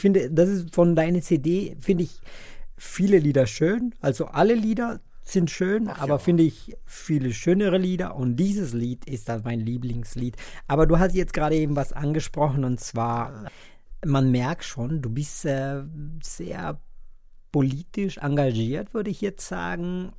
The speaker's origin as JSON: {"language": "German", "country": "Colombia", "second_language": "German", "moved": "yes", "lives_now": "Bonn, Germany", "said": "Ich komme ursprünglich aus Kolumbien"}